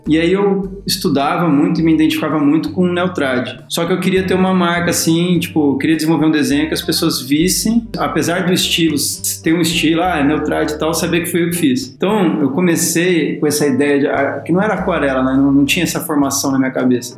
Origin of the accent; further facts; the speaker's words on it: São Bernardo do Campo, São Paulo, Brazil; also born or lived in Rio de Janeiro; eu sou do ABC paulista, né, de São Bernardo do Campo